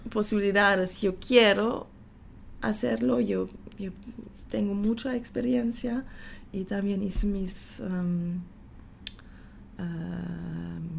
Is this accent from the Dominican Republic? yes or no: no; Panama; quería mostrar, bueno, que soy panameña también, porque tengo familia aquí, es también mi país, es mi nacionalidad.